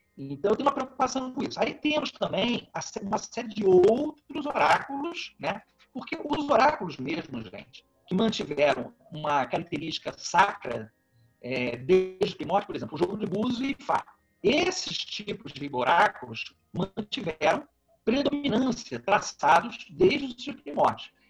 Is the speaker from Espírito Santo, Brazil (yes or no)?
yes; Vitória, Espírito Santo, Brazil; now in Petrópolis, Brazil; eu moro em Petrópolis, Rio de Janeiro, sou natural de Vitória.